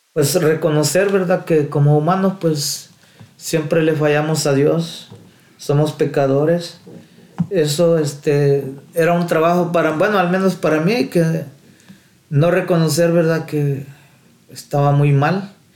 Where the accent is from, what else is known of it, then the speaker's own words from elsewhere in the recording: El Salvador; moved away; nací en El Salvador